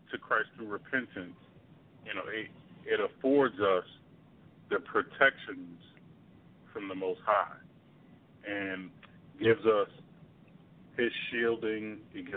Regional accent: New York City, New York, United States; I grew up in Brooklyn

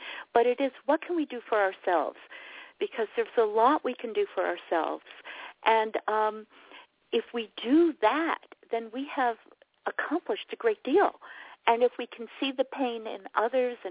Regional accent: New York City, New York, United States; I grew up in New York City.

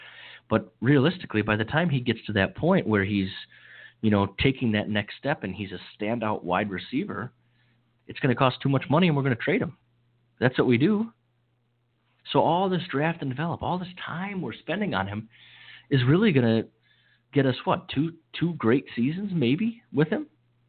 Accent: Upper Michigan and Wisconsin, Midwest, United States; moved away as an adult; also born or lived in St. Thomas; spent most of my youth and some of my adult years in cold weather between Upper Michigan and Wisconsin.

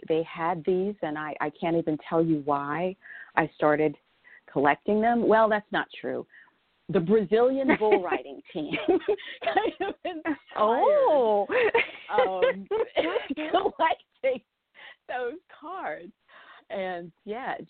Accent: Southwest, United States; now in Florida, United States; I grew up in the Southwest. So I grew up around horses.

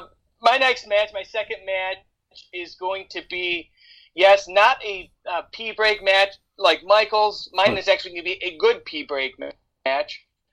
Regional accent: Canada; I'm Canadian, so all we got is Canadian football and hockey.

